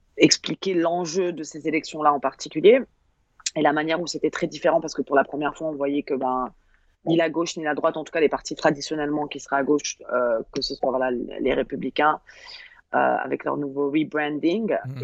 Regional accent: France; on est très, très, arrogant en tant que Français.

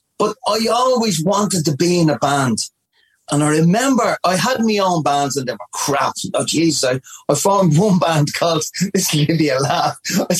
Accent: Dublin, Leinster, Ireland; I was from Ballymun.

